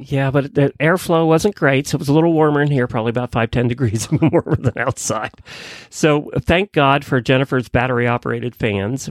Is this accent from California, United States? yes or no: no; Ocala, Florida, United States; I'm from Ocala